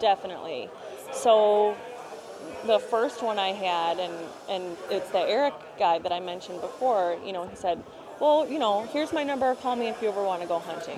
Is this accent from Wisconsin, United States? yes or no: yes; Brookfield, Wisconsin, United States; also born or lived in Milwaukee; I grew up in Brookfield, which is 20 minutes outside the city of Milwaukee, 20 minutes west